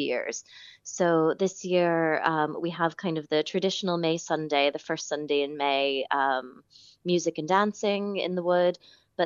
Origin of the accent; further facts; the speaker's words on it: Connecticut, United States; also born or lived in New York City, United States / Midwest, United States; now in Killeagh, Ireland; I'm from Connecticut originally, with many years in New York City and a little bit in the Midwest after